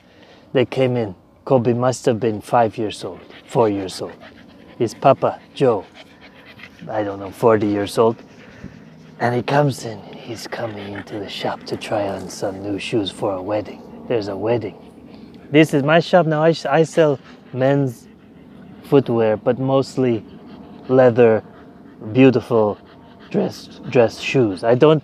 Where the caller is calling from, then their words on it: Palermo, Sicily, Italy; I'm calling from Italy.